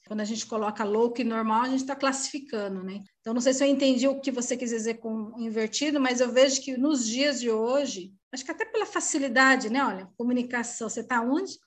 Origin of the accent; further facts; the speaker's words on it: Osasco, São Paulo, Brazil; now in Sorocaba, Brazil; estou atualmente morando em Sorocaba, interior de São Paulo, mas eu sou natural de Osasco